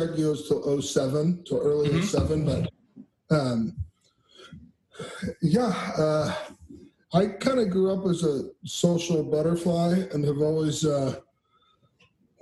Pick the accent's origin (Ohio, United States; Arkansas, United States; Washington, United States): Ohio, United States; Cleveland; also born or lived in South Korea; I grew up in the Cleveland area, hence the Browns, Cleveland